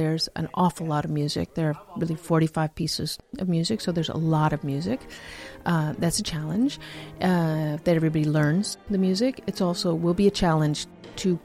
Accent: United States; moved away as an adult; now in Netherlands; I'm originally from the United States.

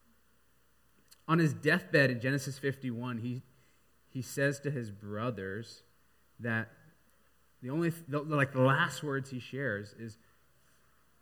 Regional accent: Seattle, Washington, United States; I grew up in Seattle, second generation American.

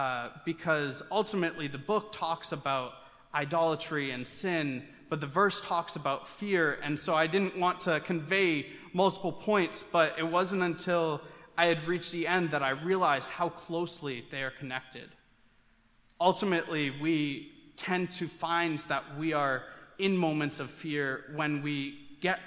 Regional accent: Maine, United States; growing up in Maine

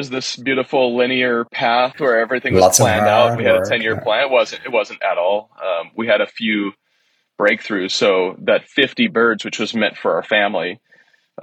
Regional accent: Seattle, Washington, United States; I'm a city kid, born and raised in Seattle, Washington

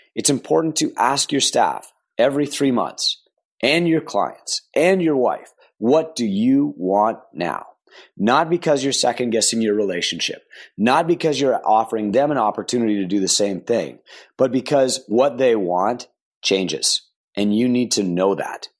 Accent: Canada; I'm a Canadian

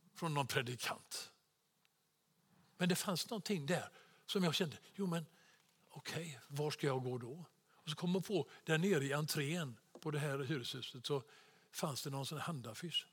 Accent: Sweden; som svensk

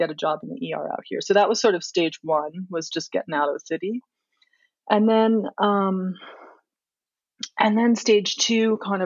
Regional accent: Washington, District of Columbia, United States; moved away as an adult; also born or lived in Aspen, Colorado; now in Colorado, United States; I grew up in Washington, D.C. and went to college and medical school there

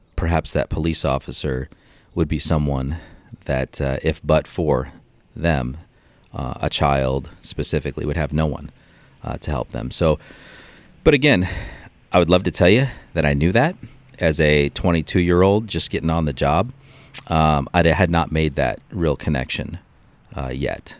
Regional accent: Cleveland, Ohio, United States; I was born in Cleveland, Ohio, um, back in nineteen seventy-five.

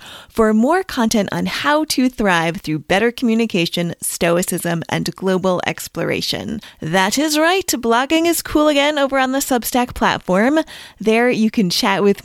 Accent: New England, United States; I grew up in New England

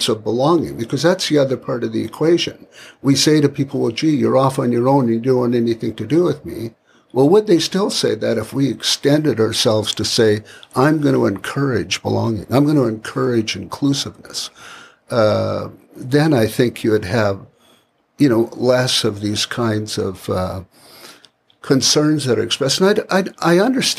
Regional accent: Canada; as a Canadian

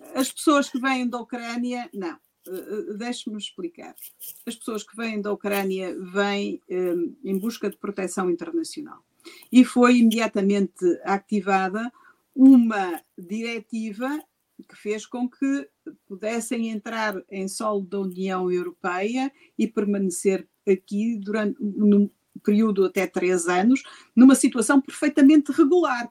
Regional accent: Gondomar, Norte, Portugal; Gondomar, a minha terra.

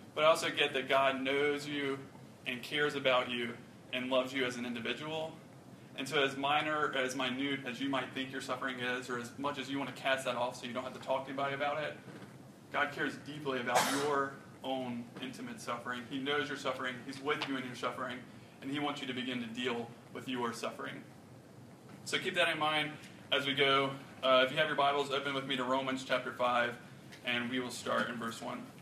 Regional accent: Rock Hill, South Carolina, United States; I grew up in Rock Hill. It's about an hour north of here.

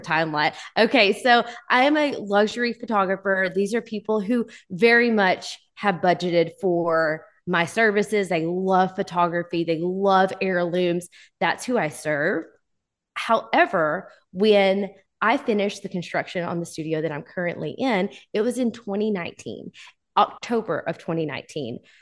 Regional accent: Texarkana, Texas, United States; now in Texarkana, Arkansas, United States; I am from the Texas, Arkansas line, Texarkana, and I am originally from the Texas side, but I currently live on the Arkansas side.

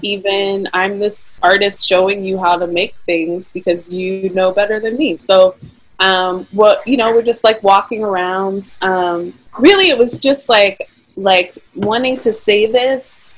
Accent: Pittsburgh, Pennsylvania, United States; also born or lived in California; I was born and raised in Pittsburgh

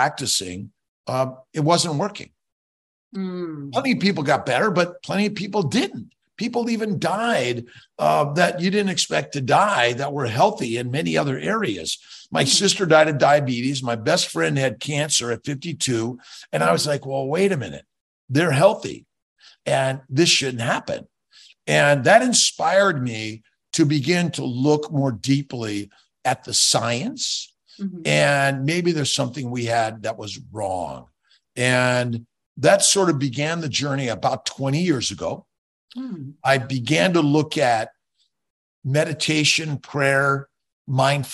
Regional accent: Los Angeles, California, United States; born and raised in Los Angeles

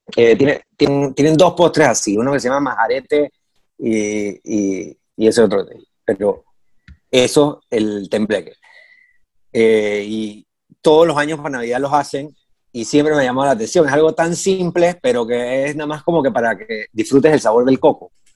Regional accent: Panama; yo siempre pensé que en Panamá nosotros usábamos bastante el coco

